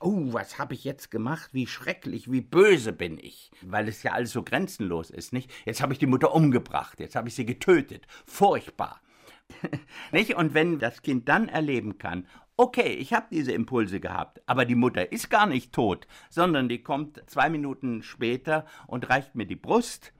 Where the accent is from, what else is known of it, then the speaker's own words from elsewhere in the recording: Germany; bei uns in Deutschland